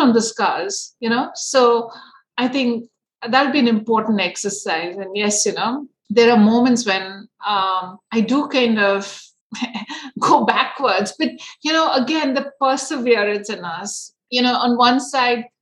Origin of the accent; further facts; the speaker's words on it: India; growing up in India